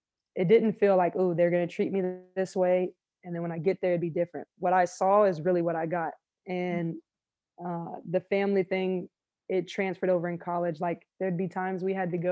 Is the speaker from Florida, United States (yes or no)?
yes; Florida, United States; I'm a Florida girl